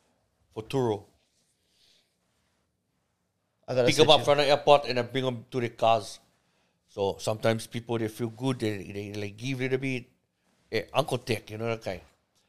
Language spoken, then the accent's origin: English; Honolulu, Hawaii, United States; I was born and raised in Honolulu